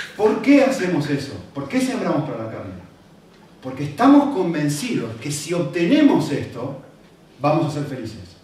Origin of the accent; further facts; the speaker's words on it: Argentina; yo que soy argentino